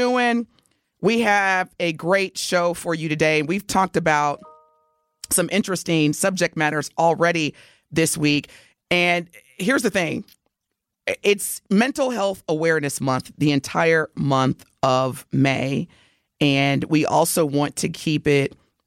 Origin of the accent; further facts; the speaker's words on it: Evansville, Indiana, United States; moved away; I'm from Evansville, Indiana, not too far from your hometown, Telly.